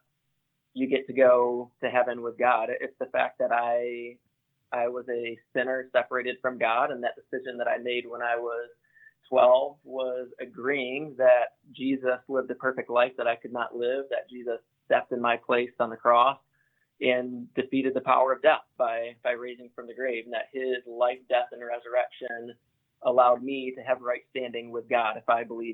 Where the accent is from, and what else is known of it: Grand Rapids, Michigan, United States